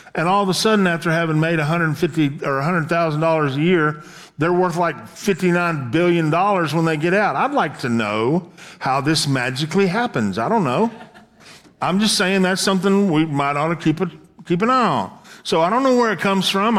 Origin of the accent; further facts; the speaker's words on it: the South, United States; I was born in the South